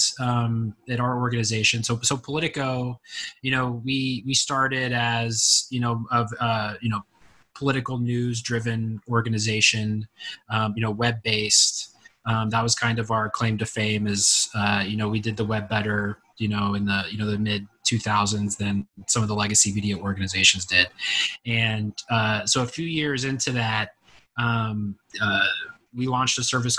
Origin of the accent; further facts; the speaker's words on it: Texas, United States; moved away as an adult; now in Washington, United States; I'm from Texas originally